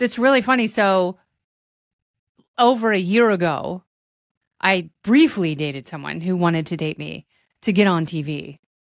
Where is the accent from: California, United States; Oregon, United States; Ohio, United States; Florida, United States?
Oregon, United States; Portland; moved away; Bill O'Reilly was my newsman growing up in Portland